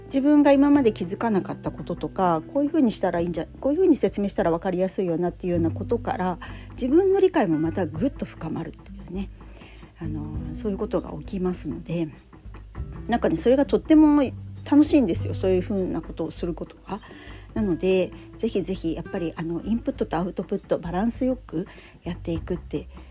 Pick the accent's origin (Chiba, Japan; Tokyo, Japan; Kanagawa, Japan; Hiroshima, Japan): Chiba, Japan; Funabashi; 地元千葉からそれも船橋市から